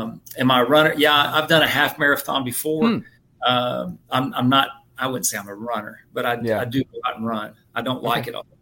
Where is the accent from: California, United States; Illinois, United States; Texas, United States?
Texas, United States; Dallas; also born or lived in Kansas; now in Georgia, United States; I grew up in Dallas.